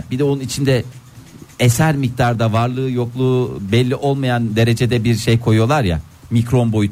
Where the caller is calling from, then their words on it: Istanbul, Turkey; ben İstanbul'dan.